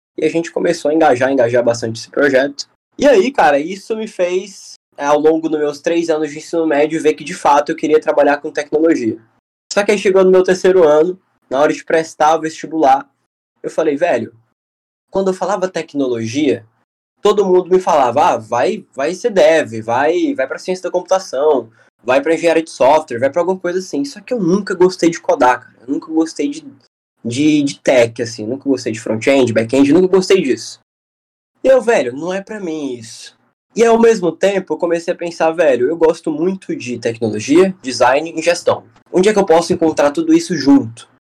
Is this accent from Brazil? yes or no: yes; Fortaleza, Ceará, Brazil; sou de Fortaleza, Ceará